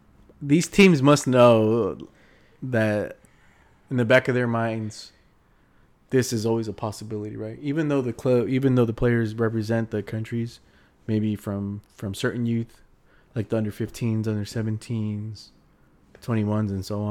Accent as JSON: {"language": "English", "region": "England", "country": "United Kingdom", "tie": "born or raised there", "said": "You know, I've always heard mariachis when I was growing up in England."}